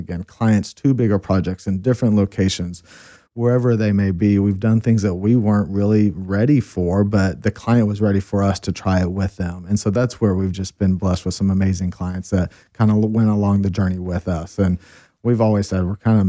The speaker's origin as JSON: {"language": "English", "town": "Austin", "region": "Texas", "country": "United States", "tie": "born or raised there", "moved": "as an adult", "lives_now": "Colorado, United States", "said": "we live born and raised in Austin"}